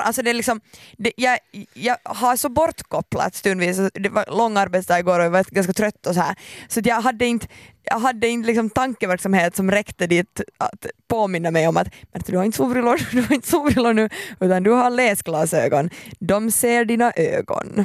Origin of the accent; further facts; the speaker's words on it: Finland; jag är så finländare